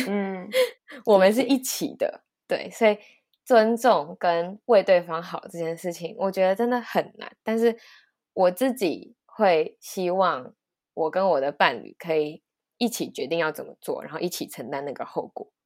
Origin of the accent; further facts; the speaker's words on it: Taiwan; 身为一个台湾人